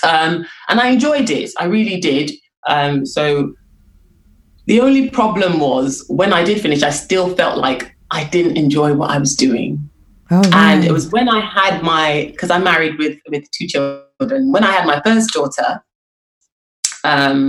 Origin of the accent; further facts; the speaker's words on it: Lagos, Nigeria; I grew up in Lagos, and after I finished secondary school